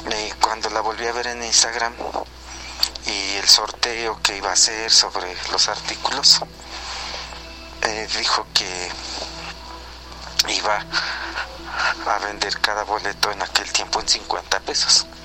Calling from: Real del Monte, Hidalgo, Mexico; de Real del Monte. Yo sé que me salgo un poquito del tema del día de hoy y vengo retrasado

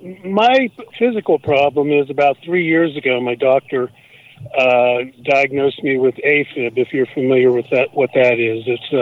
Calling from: Pennsylvania, United States; I'm calling from Pennsylvania.

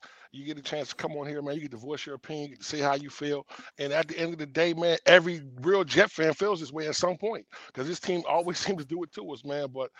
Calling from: Virginia, United States; from Virginia just calling in.

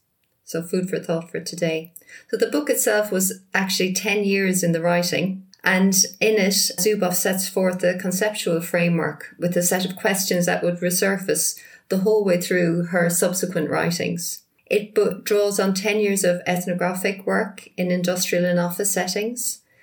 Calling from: rural Northamptonshire, East Midlands, United Kingdom; calling from rural Northamptonshire in England.

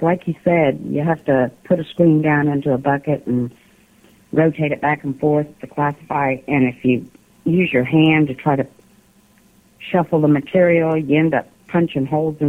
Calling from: Alabama, United States; … from Alabama.

